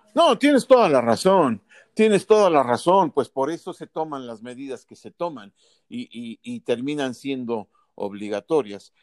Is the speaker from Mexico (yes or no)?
yes; Mexico; nuestro país